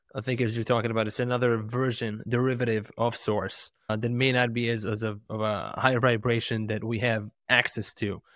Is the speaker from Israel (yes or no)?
yes; Israel; moved away; I'm, I'm from Israel originally.